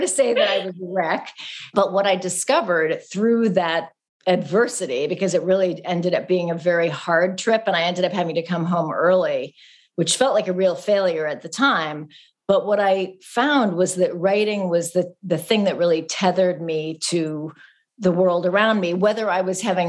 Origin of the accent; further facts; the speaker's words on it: California, United States; Growing up in California